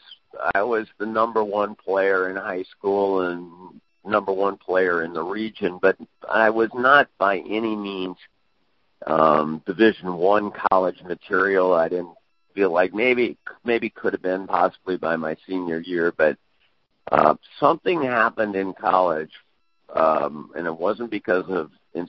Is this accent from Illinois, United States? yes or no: yes; DeKalb, Illinois, United States; moved away as an adult; also born or lived in Evanston, Illinois / Greencastle, Indiana; spent most of my life, younger life, out in DeKalb. Went to high school out there, all the way through high school